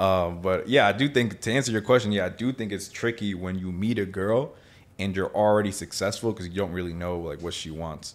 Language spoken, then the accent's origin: English; Miami, Florida, United States; I was born in Miami. My family's from Nicaragua, though